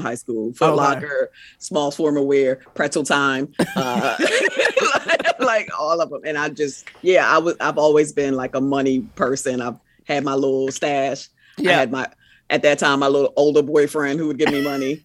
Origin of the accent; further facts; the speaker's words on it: U.S. Virgin Islands; moved away; also born or lived in New York; I'm from St. Thomas.